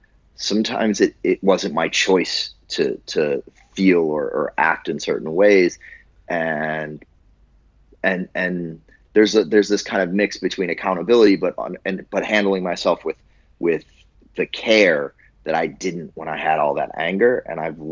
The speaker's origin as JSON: {"language": "English", "town": "Buffalo", "region": "New York", "country": "United States", "tie": "born or raised there", "moved": "yes", "said": "I grew up in Buffalo, New York."}